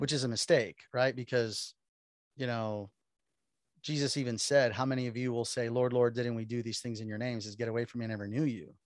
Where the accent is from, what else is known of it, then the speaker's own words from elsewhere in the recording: Miami, Florida, United States; born and raised in Miami, Florida